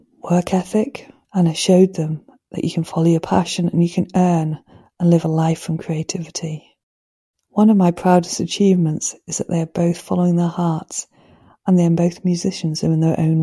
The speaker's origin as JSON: {"language": "English", "town": "Manchester", "region": "North West England", "country": "United Kingdom", "tie": "born or raised there", "also_born_or_lived": "Swansea", "moved": "as an adult", "lives_now": "Harris, United Kingdom", "said": "I grew up in Manchester unhappy, craving the sea, the quiet and the countryside"}